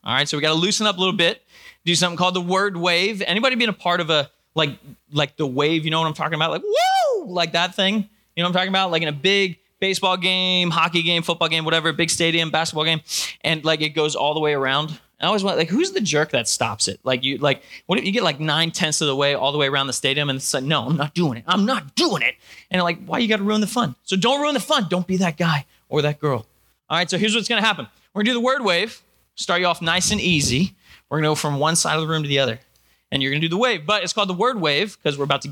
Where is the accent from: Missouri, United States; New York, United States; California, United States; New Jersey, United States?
New Jersey, United States; moved away as an adult; also born or lived in Georgia / Virginia / York, Pennsylvania; now in Pittsburgh, United States; I was born in Georgia, grew up in New Jersey, went to school in Virginia